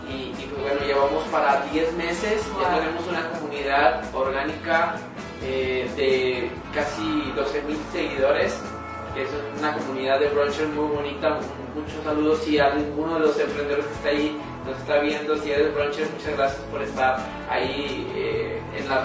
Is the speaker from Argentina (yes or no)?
no; Mexico; soy mexicano, 100%.